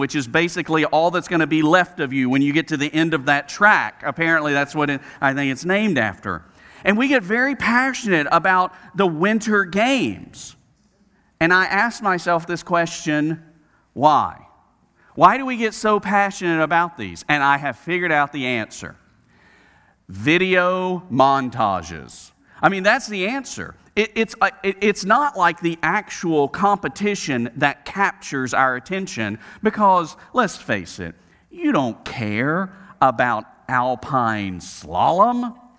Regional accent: Southeast, United States; And I say we in the South, I grew up in the Southeast where, I mean, we don't have snow.

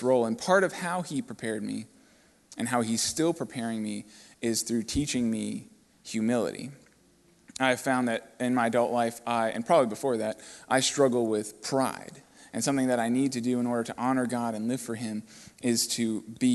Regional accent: Cape Coral, Florida, United States; also born or lived in Fort Lauderdale, Florida; I was born in Fort Lauderdale, and I moved over to Cape Coral at a young age with my family

